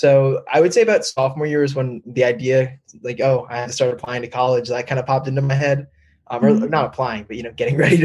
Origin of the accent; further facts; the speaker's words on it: Northern New Jersey, United States; I'm originally from Northern New Jersey